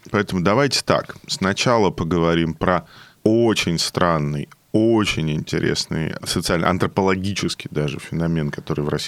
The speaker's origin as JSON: {"language": "Russian", "town": "Odesa", "region": "Odesa Oblast", "country": "Ukraine", "said": "Привет, мы из Одессы, здравствуйте."}